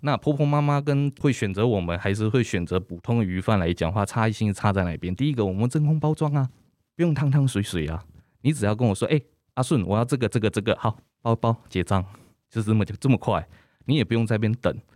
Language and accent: Chinese; Keelung, Taiwan; 选择基隆，其实也是在基隆长大